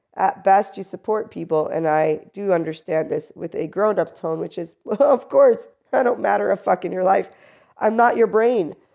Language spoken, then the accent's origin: English; United States; I am also an American